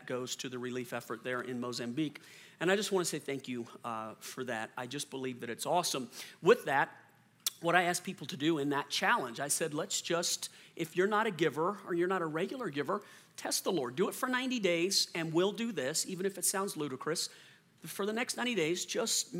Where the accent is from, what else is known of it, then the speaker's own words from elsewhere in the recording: New Orleans, Louisiana, United States; moved away; I'm from New Orleans originally